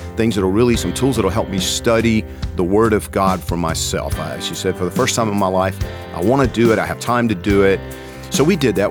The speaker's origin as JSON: {"language": "English", "region": "Georgia", "country": "United States", "said": "I'm from Georgia."}